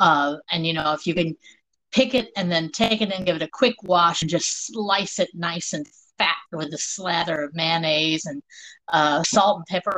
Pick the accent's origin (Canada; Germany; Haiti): Germany; born there; Okay, I was born in Germany. I'm the child of an army family.